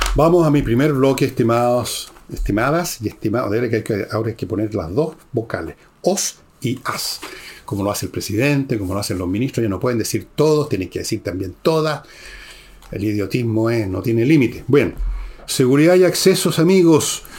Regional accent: Chile; como chileno

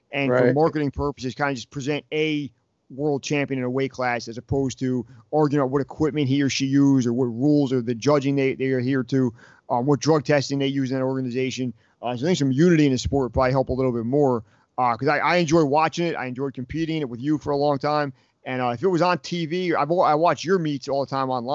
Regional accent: Toms River, New Jersey, United States; we are both from Tom's River, New Jersey

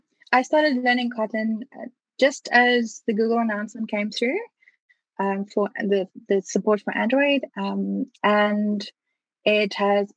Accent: South Africa; I'm from Victoria in South Africa.

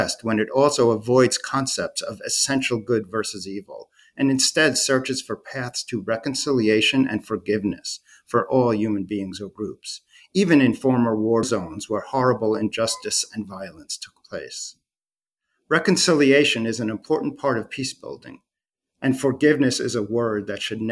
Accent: Long Island, New York, United States; I'm a Long Islander

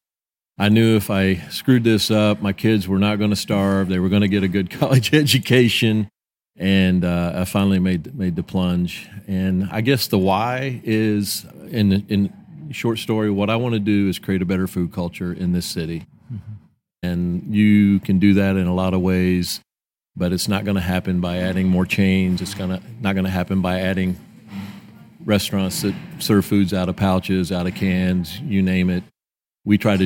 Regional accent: Vincennes, Indiana, United States; now in Evansville, United States; I grew up in Vincennes, Indiana

